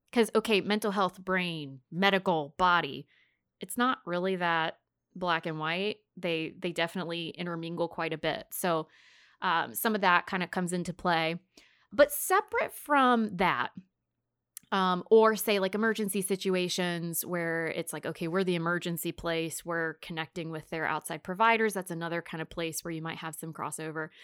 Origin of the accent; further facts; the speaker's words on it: the South, United States; we're from the South, so we use bless, bless their hearts